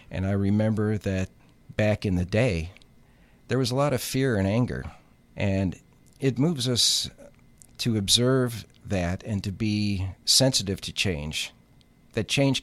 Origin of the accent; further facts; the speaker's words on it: Chicago, Illinois, United States; a young man growing up in Chicago in the late 60s